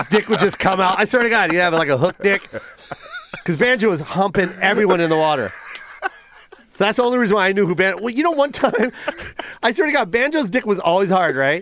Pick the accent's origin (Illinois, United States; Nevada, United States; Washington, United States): Nevada, United States; Las Vegas; I'm from Vegas and I worked at the Mirage